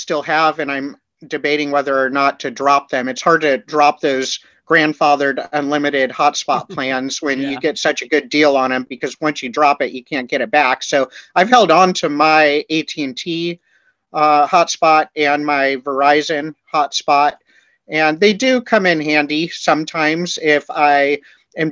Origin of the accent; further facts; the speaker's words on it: California, United States; moved away; I am from California